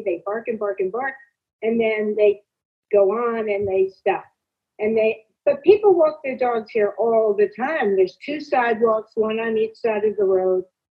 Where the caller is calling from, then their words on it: Calabasas, California, United States; I'm calling from California, Calabasas.